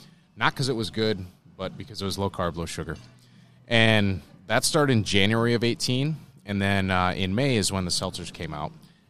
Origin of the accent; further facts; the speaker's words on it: Wisconsin, United States; we're from Wisconsin